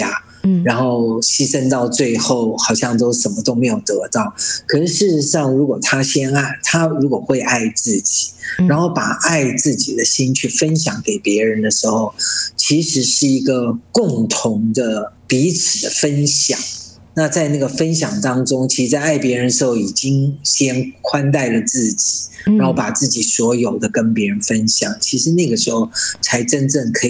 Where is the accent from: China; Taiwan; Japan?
China; 对啊，很多时候我们中国人嘛，哈，就比较律己慎言